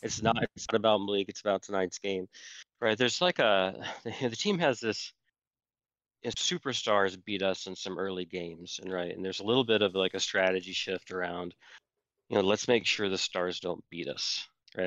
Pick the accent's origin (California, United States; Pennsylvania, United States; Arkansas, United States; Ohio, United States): Arkansas, United States; I grew up in Arkansas